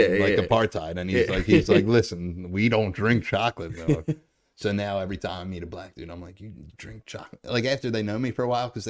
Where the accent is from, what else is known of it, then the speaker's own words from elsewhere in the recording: Ireland; Yeah, I was like, fuck Irish people, and I'm Irish.